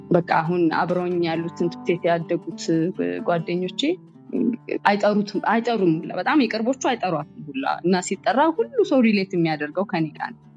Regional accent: Addis Ababa, Ethiopia; አዲስ አበባ ነው ተወልጄ ያደግኩት

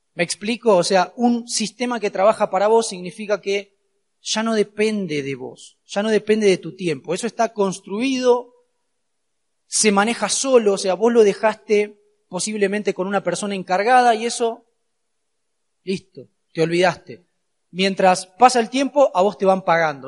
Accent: Argentina; soy de Argentina, claramente, no puedo esquivar el acento

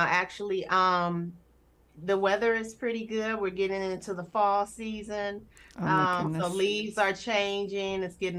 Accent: Detroit, Michigan, United States; So my home life was primarily with my mother. My mom and my dad, they did not marry. So it was my mother and I for a while, and then she remarried.

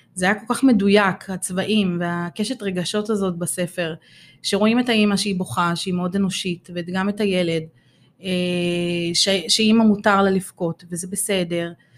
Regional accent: Ramla, Central District, Israel; בת שלושים ושש, הגעתי מרמלה

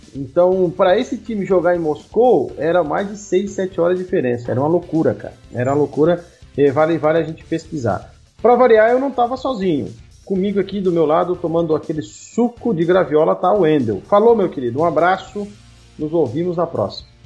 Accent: Tubarão, Santa Catarina, Brazil; now in Paraná, Brazil; lá da minha cidade, de onde eu vim. Nós temos o Ercílio Luz, que é o maior da cidade

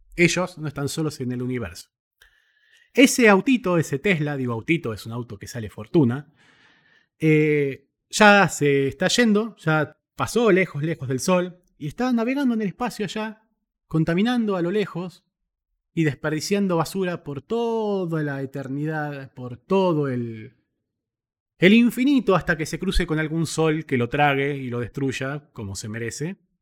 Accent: Argentina; en mi país

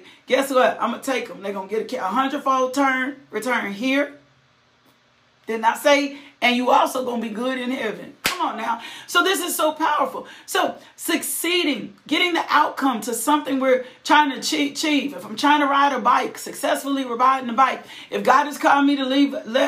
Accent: the South, United States; I'm from the South

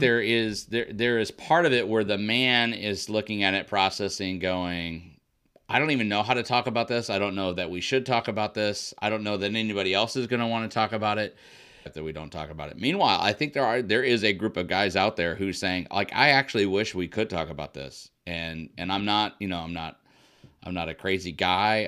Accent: Illinois, United States; moved away as an adult; also born or lived in Indiana / New Mexico; I grew up in the Midwest in, in Illinois

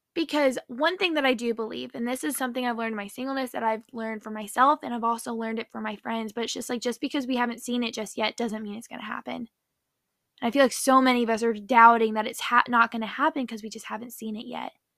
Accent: Nashville, Tennessee, United States; now in Orlando, United States; I'm from Nashville, Tennessee, currently live in Orlando.

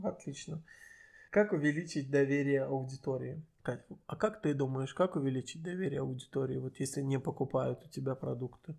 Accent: Azerbaijan; я азербайджанец для многих, э, а точнее Талыш

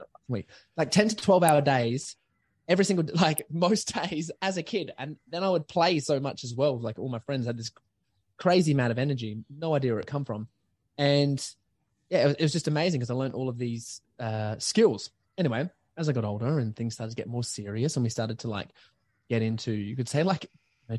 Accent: Adelaide, South Australia, Australia; I was born in Adelaide, like North Adelaide Hospital, and I grew up to be a singer and a dancer and actor

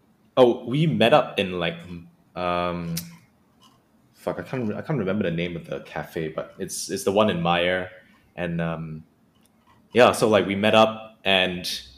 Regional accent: Penang, Malaysia; now in Melbourne, Australia; dude, I'm from Penang as well.

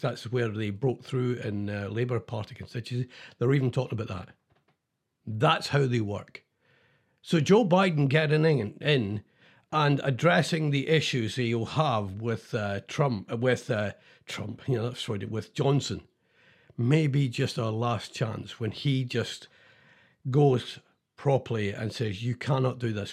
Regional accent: Scotland, United Kingdom; I'm Scottish

